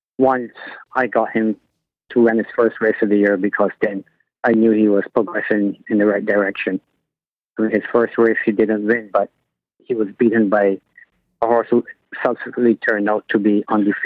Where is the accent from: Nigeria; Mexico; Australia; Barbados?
Barbados; moved away; I was born in Barbados in 1969, so I grew up in and got involved in horse racing.